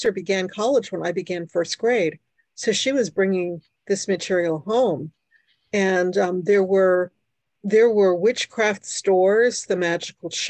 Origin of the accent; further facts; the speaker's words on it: New York City, New York, United States; first language Hungarian; English is a second language; moved away; also born or lived in Brooklyn, New York / New Jersey; I was born in New York. I am, for people who know what this is, I am a bridge and tunnel person. I was born in Brooklyn. I lived in Queens. And um, I am the first person in my family born in the United States my parents and my sister were Hungarian